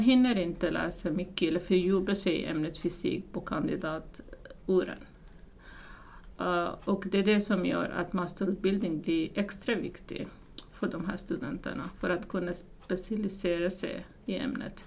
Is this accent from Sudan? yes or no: yes; Sudan; Swedish is a second language; moved away as an adult; now in Sweden; jag kommer inte från Sverige i början, utan jag kommer från Sudan som ligger i Afrika